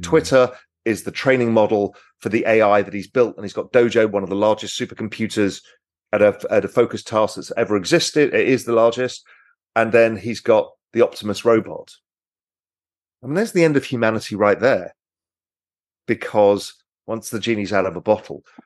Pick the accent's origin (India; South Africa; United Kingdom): United Kingdom; England; I'm English